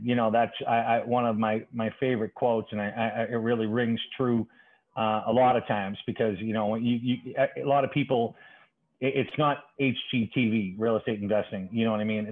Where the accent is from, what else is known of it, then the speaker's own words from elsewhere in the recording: Boston, Massachusetts, United States; also born or lived in Dorchester, Boston; I'm a lifelong Boston resident, very proud, uh, born and raised uh, in the city of Boston